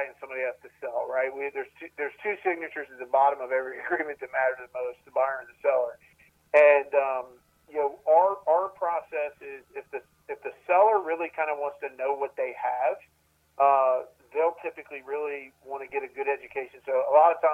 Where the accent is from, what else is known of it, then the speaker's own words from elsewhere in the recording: Maryland, United States; now in Columbia, United States; I grew up in Maryland